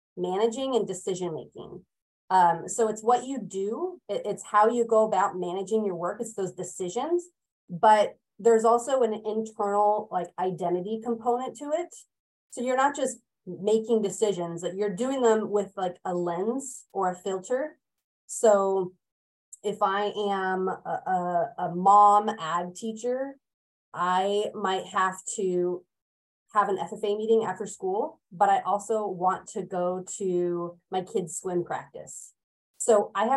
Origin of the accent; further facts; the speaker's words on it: California, United States; moved away as an adult; now in Oregon, United States; I hail from California